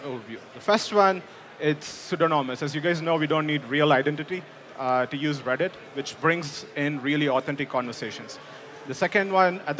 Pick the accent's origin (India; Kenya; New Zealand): India; moved away as an adult; now in United States; I grew up in India, came to US for my master's at Purdue University